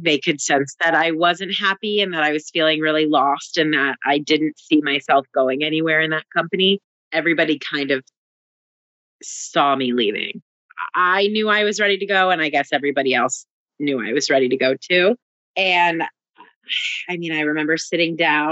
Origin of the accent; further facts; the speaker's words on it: New Jersey, United States; also born or lived in Canada; now in Brooklyn, United States; I've actually only ever lived in New Jersey besides being born in Canada